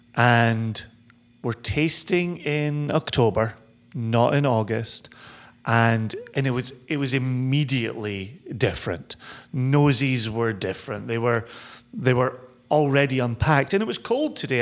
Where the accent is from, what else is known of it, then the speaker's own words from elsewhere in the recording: Scotland, United Kingdom; growing up in Scotland